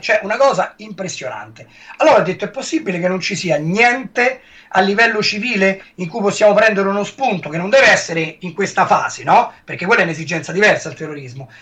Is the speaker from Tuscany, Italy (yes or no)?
no; Rome, Lazio, Italy; accent: Roman; con la mia parlata romana